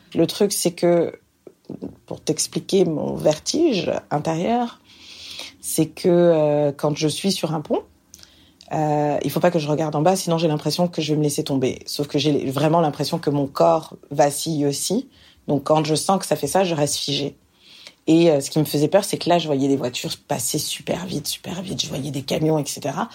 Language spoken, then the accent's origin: French; France; moved away as an adult; now in Montreal, Canada; je suis française